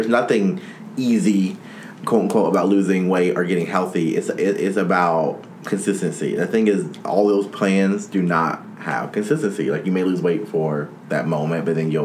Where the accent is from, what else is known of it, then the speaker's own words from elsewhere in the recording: United States; I'm an American